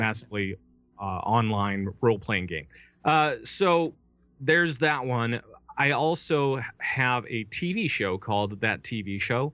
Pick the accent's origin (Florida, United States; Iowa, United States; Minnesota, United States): Minnesota, United States; I'm from Minnesota